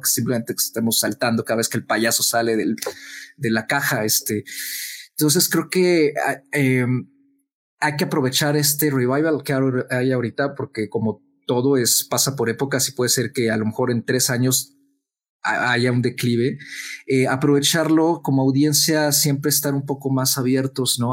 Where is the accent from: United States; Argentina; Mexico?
Mexico; nosotros como mexicanos